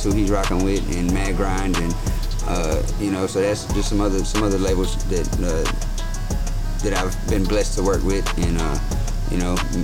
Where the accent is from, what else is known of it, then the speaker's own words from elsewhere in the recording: Fayetteville, North Carolina, United States; I was raised in Fayetteville.